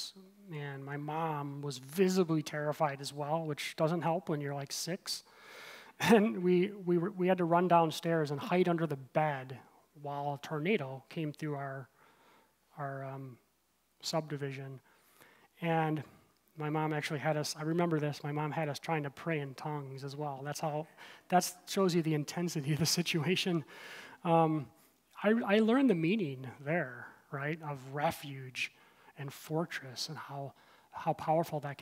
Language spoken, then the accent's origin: English; Midwest, United States; moved away; also born or lived in Aurora / Naperville; I grew up in the Midwest